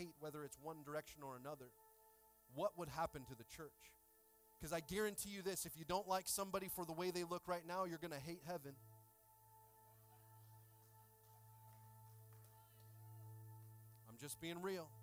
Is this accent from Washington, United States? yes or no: yes; Washington, United States; I grew up in Washington State